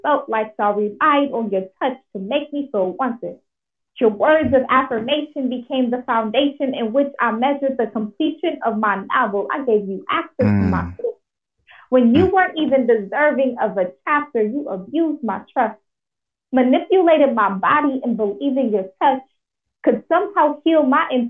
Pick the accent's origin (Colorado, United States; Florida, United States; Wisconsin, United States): Wisconsin, United States; Milwaukee; moved away as an adult; also born or lived in Syracuse, New York; I am originally from Milwaukee, Wisconsin. I'm a Midwestern baby.